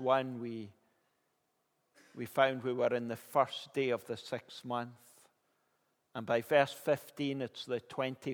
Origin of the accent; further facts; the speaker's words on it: Kilmarnock, Scotland, United Kingdom; I grew up in Kilmarnock